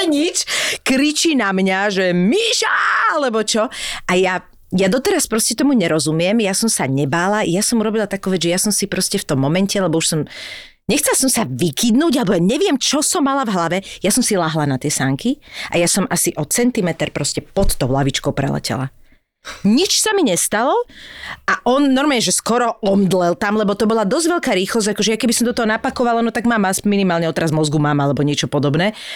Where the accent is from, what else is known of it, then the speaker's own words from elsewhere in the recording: Bratislava, Bratislava Region, Slovakia; ja som z Bratislavy z Lamača